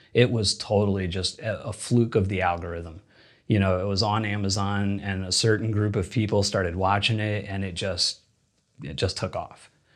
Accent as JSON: {"language": "English", "region": "Indiana", "country": "United States", "tie": "born or raised there", "also_born_or_lived": "Louisiana", "moved": "as an adult", "lives_now": "Los Angeles, United States", "said": "I grew up in Indiana"}